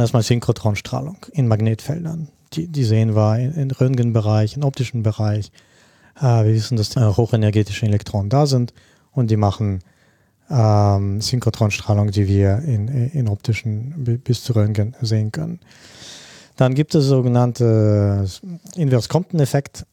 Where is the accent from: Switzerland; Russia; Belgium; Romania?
Russia; moved away; also born or lived in Germany / Spain / Japan; Ich komme ursprünglich auch aus Russland